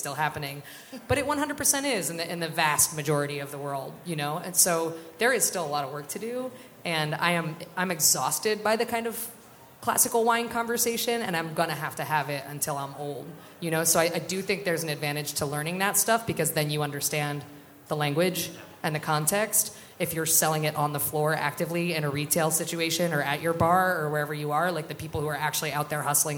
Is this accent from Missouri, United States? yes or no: no; South Central Pennsylvania, United States; I'm from South Central Pennsylvania. My people are working class and poor